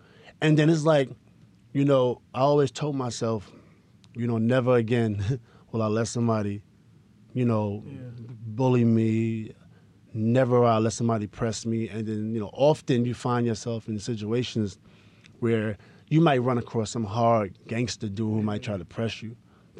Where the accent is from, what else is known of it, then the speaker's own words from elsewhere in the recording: Queensbridge, New York, United States; It's all about Queensbridge. I'm from Queensbridge this, Queensbridge that.